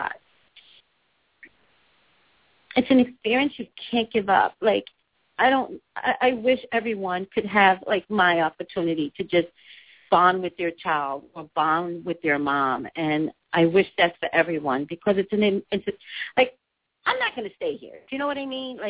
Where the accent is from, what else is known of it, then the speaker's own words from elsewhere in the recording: New York City, New York, United States; also born or lived in Staten Island; I call Staten Island my home, but I was actually raised in the Bronx.